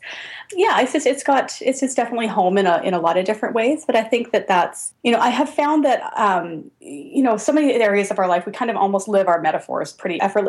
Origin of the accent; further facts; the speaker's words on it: Canada; I think there's a lot of things about, you know, being Canadian that are just wonderful.